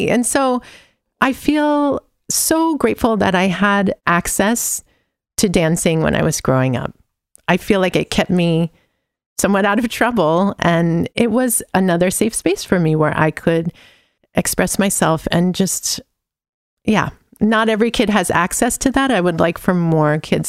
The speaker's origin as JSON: {"language": "English", "region": "California", "country": "United States", "tie": "born or raised there", "also_born_or_lived": "Livermore / San Francisco", "said": "I was born in the East Bay in Livermore, California, also because there wasn't a hospital where we were living, which might have been Pleasanton or Alamo. I'm not sure. I don't remember. But then I lived in San Francisco as a kid"}